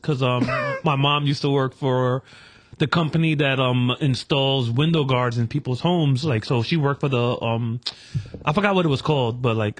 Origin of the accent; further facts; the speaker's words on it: New York City, New York, United States; I used to say Jerome, but I started saying Kingsbridge because people know what Kingsbridge is.